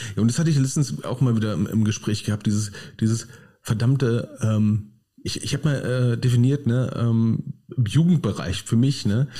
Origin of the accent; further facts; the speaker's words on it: Berlin, Germany; now in Krefeld, Germany; Ich stehe als Berliner am Hauptbahnhof in Düsseldorf